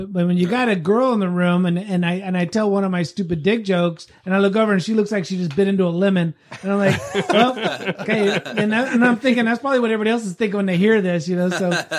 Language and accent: English; Wasco, California, United States; I'm from Wasco.